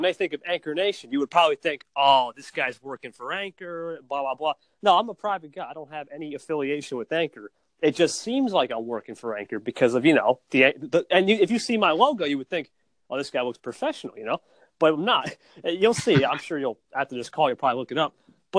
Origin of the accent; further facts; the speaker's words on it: New Jersey, United States; NJ, New Jersey.